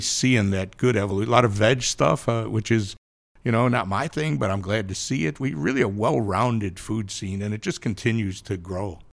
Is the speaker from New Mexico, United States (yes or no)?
no; Chicago, Illinois, United States; moved away; also born or lived in Kansas City; I'm from Chicago, but I spent a lot, I cut my teeth in Kansas City